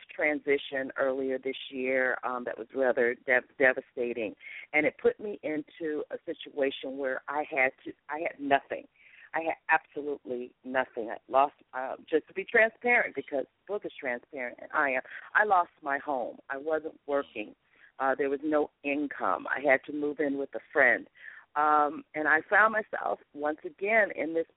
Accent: Los Angeles, California, United States; I'm from Los Angeles

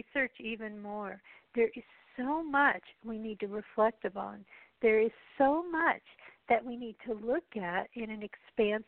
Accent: United States; as an American

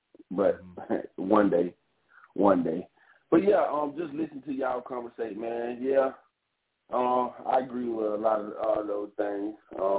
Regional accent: the South, United States; I'm growing up in the South, and then growing up in the hood

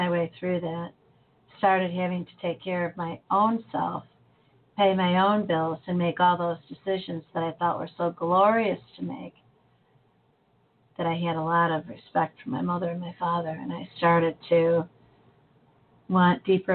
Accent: United States; as an American

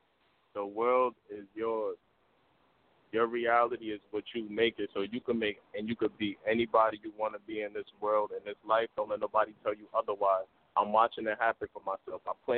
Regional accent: Arkansas, United States; And I'm from Arkansas, so I got to show Arkansas love, man.

